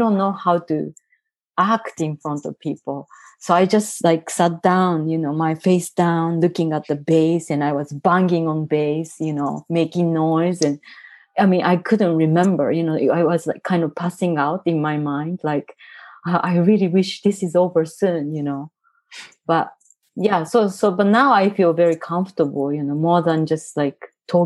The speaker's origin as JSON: {"language": "English", "region": "Tokyo", "country": "Japan", "tie": "born or raised there", "second_language": "English", "moved": "as an adult", "lives_now": "San Francisco, United States", "said": "I grew up in Tokyo."}